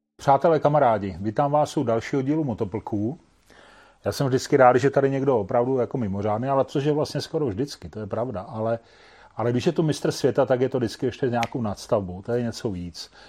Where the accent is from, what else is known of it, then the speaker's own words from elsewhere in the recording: Šumperk, Olomouc Region, Czechia; jsem původem ze Šumperka